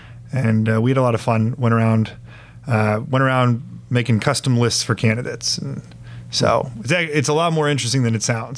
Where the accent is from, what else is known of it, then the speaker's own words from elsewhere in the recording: Northern Virginia, United States; also born or lived in Roanoke, Virginia / Culpeper, Virginia / Saltville, Virginia; now in Richmond, United States; born and raised in Virginia, and lived pretty much all over except for the beach. Came from Northern Virginia, down to Roanoke, Culpeper, Saltville, and back to Richmond now.